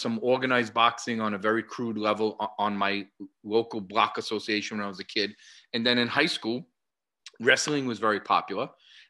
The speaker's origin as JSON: {"language": "English", "country": "United States", "tie": "born or raised there", "said": "Growing up in America, and as I'm sure all around the world, young boys learned to do some fighting or boxing with their father."}